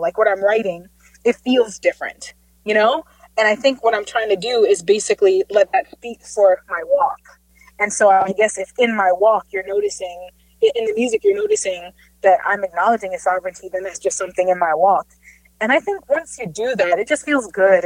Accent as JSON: {"language": "English", "country": "Jamaica", "tie": "born or raised there", "said": "growing up in Jamaica, we had these hymns and songs"}